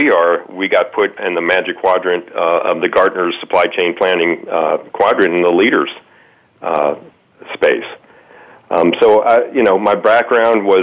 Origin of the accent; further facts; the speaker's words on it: Miami, Florida, United States; moved away as an adult; also born or lived in Atlanta; I grew up in Miami